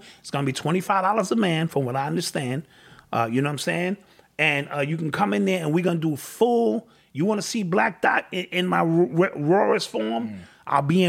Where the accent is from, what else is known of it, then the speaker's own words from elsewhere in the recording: New York, United States; I'm from New York, nigga.